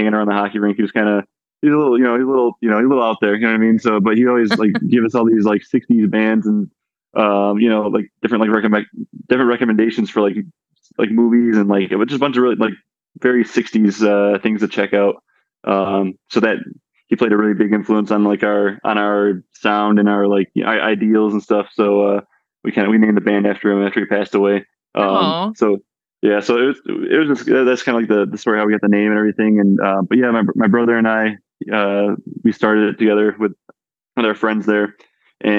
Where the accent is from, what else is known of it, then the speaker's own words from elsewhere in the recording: Buffalo, New York, United States; I'm from Buffalo